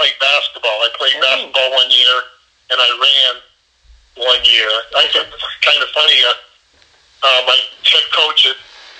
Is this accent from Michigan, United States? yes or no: yes; Concord, Michigan, United States; also born or lived in Canada / Albion, Michigan; Concord was a good place to grow up. You know, like just kind of a side note, we were both, all of us were born in Canada actually, so I'm a Canadian. Huh. I actually have dual citizenship, but you know, we were born in Canada.